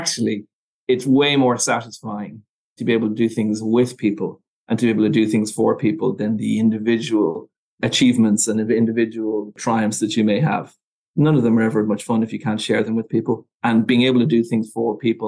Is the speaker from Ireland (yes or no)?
yes; Dublin, Leinster, Ireland; I was born in Dublin. So I went to school in Dublin and I went to college in Dublin with Trinity.